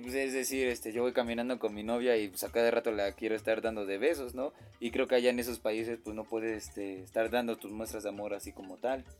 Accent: Mexico; como nací aquí en México, pues sí me agrada, me agrada todo lo que hay aquí en mi país natal.

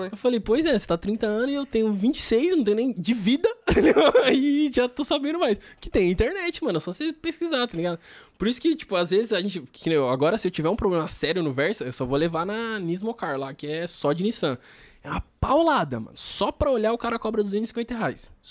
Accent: Taboão da Serra, São Paulo, Brazil; e como eu sou do Taboão tá muita gente que me segue é do Taboão

